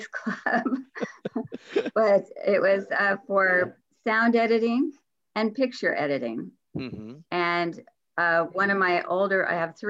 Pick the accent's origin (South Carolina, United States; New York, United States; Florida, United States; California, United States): California, United States; Los Angeles; also born or lived in San Fernando Valley; I was born and raised in Hollywood, California. And so I spent most of my life in Hollywood and the San Fernando Valley